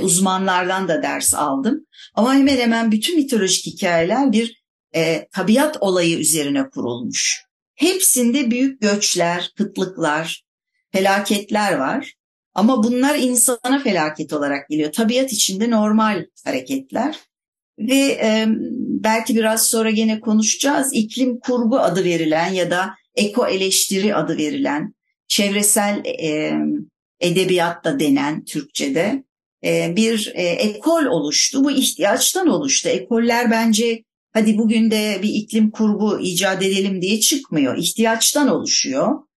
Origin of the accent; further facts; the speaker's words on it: Istanbul, Turkey; ben İstanbulluyum denize yakın bir yerde oturuyorum